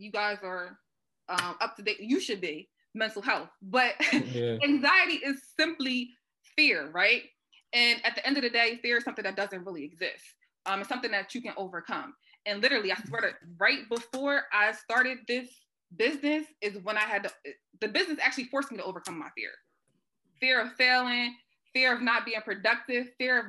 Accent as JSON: {"language": "English", "town": "Wilmington", "country": "United States", "tie": "born or raised there", "said": "obviously I grew up over Northside, I'm from Northside. My parents still live in that neighborhood."}